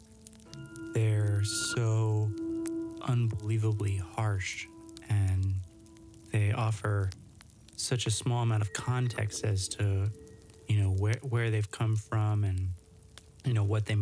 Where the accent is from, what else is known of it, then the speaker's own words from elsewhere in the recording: New Orleans, Louisiana, United States; moved away; my family's from Louisiana, and I grew up partially in New Orleans.